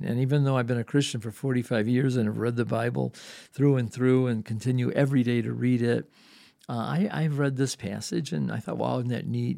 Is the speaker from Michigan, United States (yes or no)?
yes; Dearborn, Michigan, United States; I grew up in Dearborn.